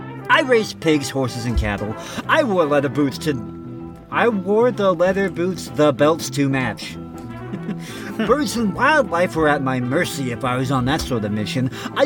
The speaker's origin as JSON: {"language": "English", "region": "Texas", "country": "United States", "tie": "born or raised there", "said": "How I went from a Texas cowboy to a vegan yogi and found my truth. Growing up in South Texas has its benefits"}